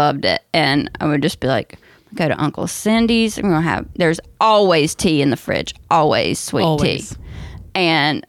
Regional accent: North Carolina, United States; I grew up in North Carolina

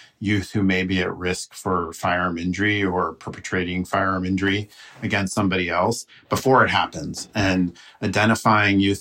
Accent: United States; we Americans

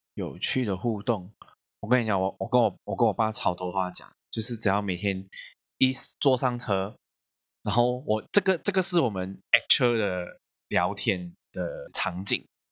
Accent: Malaysia; 我们马来西亚人

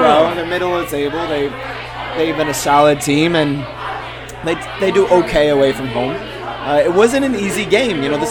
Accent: Ireland; we're both Irish

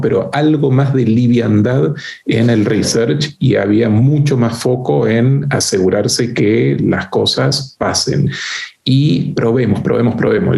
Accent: Argentina; moved away as an adult; also born or lived in France / United States / Uruguay; now in Chile; en Danone tuve oportunidad de trabajar en Argentina, este, como les decía, mi país de origen

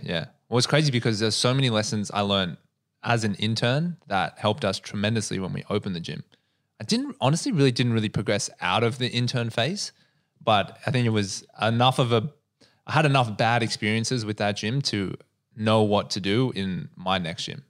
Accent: Australia; I grew up in the North Shore

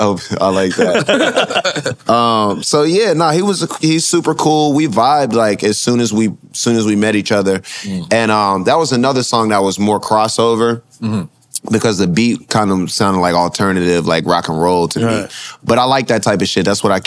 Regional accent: North Dakota, United States; born there; also born or lived in Japan; My parents definitely in the military. I was born in North Dakota. I lived in Japan.

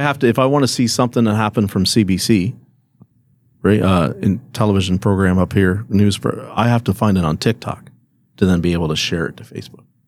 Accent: Canada; as a Canadian citizen

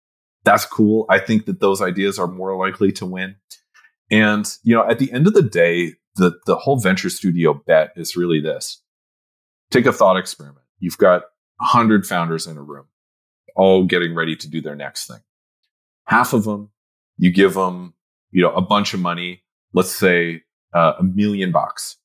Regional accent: Canada; I'm Canadian

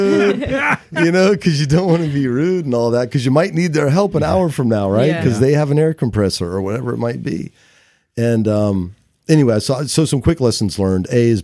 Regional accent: Santa Cruz, California, United States; I'm so from Santa Cruz.

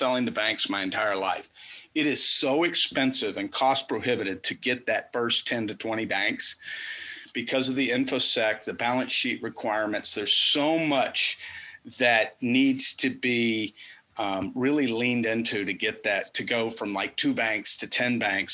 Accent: the South, United States; As a Southerner

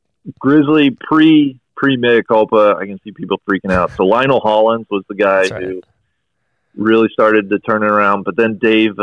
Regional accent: Cincinnati, Ohio, United States; Growing up in Cincinnati, I know the Bearcats were always going back and forth.

